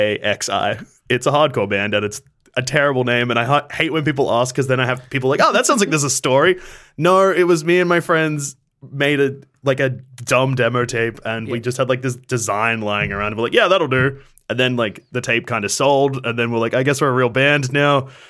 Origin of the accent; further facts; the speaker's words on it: Bendigo, Victoria, Australia; we're from Bendigo.